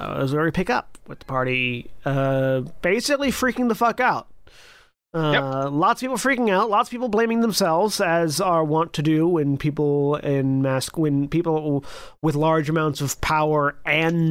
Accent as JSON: {"language": "English", "region": "the South", "country": "United States", "said": "I'm from the South"}